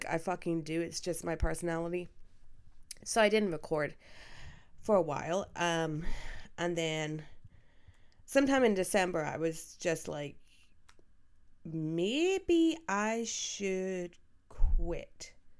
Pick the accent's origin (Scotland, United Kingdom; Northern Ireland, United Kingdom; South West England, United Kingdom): Northern Ireland, United Kingdom; Belfast; Growing up in Belfast, it's not easy being, you know, a wrestling fan in Belfast in general